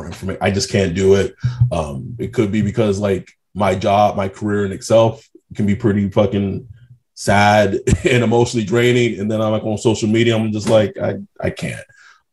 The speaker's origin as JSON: {"language": "English", "region": "West Texas", "country": "United States", "moved": "yes", "lives_now": "Orange County, United States", "said": "I'm from West Texas"}